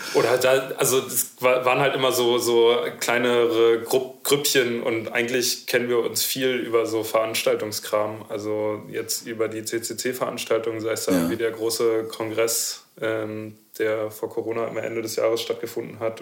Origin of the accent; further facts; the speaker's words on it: Berlin, Germany; ich bin Berliner.